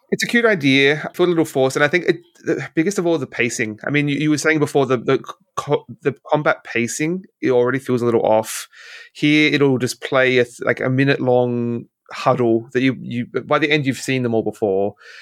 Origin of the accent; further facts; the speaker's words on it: Australia; as an Australian